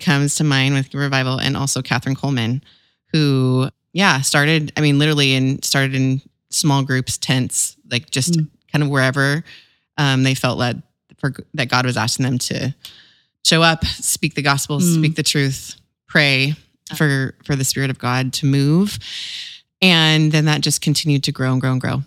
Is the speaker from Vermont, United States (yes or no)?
no; Visalia, California, United States; my hometown in California, Visalia, California